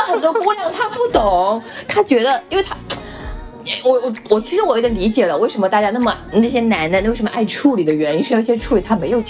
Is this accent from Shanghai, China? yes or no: no; Chongqing, China; 我们也是南方啊